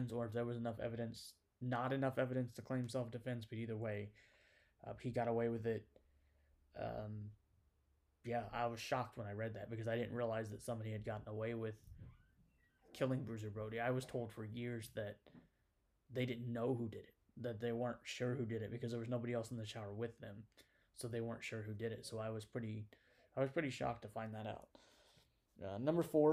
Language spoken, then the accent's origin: English; Indiana, United States; I'm from Indiana